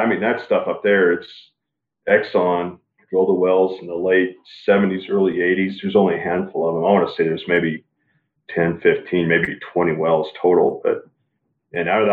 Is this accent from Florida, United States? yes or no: no; Big Piney, Wyoming, United States; now in Denver, United States; I'm actually originally from a town called Big Pawnee, Wyoming.